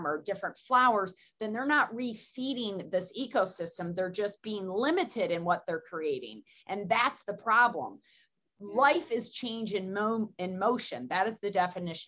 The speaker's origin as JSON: {"language": "English", "region": "Southern Tier of New York", "country": "United States", "said": "I come from Southern Tier of New York"}